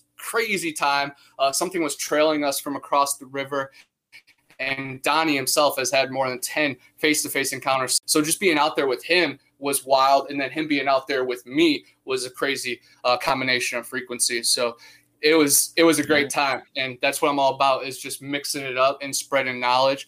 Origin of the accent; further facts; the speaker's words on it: Cleveland, Ohio, United States; moved away as an adult; also born or lived in Florida; I'm originally from Cleveland, Ohio, right on Lake Erie.